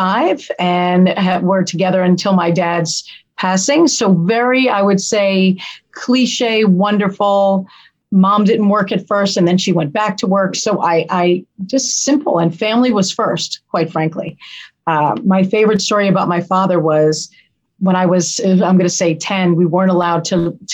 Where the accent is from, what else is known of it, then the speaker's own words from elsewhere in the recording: Yonkers, New York, United States; also born or lived in Westchester County, New York; I grew up in Yonkers almost as much as we grew up in Westchester.